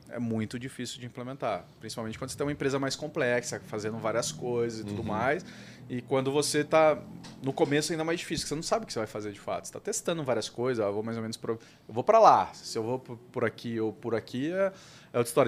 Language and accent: Portuguese; Brazil; como, como brasileiro